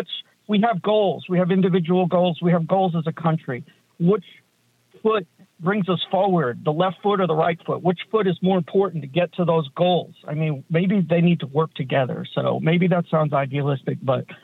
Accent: Long Island, New York, United States; moved away as an adult; now in Texas, United States; So one of the things I share in common with you is that I am from New York. I'm originally from Long Island. And then I'm one of those people that migrated down to Texas. This was back in the 90s.

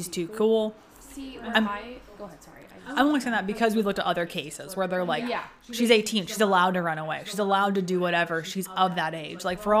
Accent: United States; We're from America

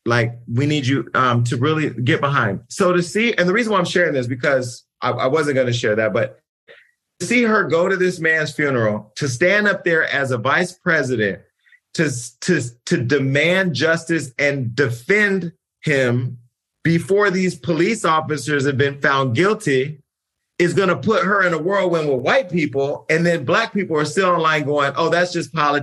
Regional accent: California, United States; I'm from California

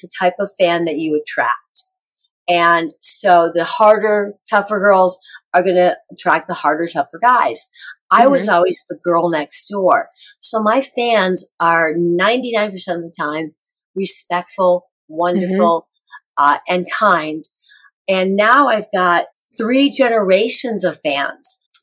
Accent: Rockford, Illinois, United States; moved away; I'm going back to Rockford, Illinois, my hometown.

